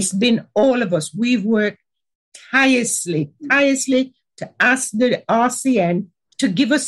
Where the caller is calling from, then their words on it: Nottingham, East Midlands, United Kingdom; I'm joining you from Nottingham, which is, like you say, a leafy autumn day outside.